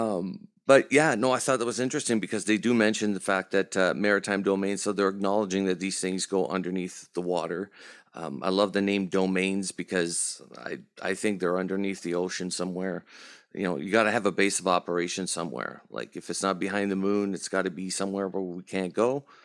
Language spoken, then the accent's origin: English; Canada; We're Canadian too